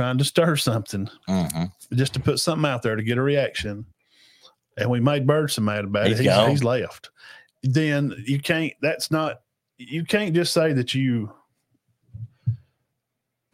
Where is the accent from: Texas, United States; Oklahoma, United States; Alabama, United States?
Alabama, United States; And I was born in Alabama, and that's how I am.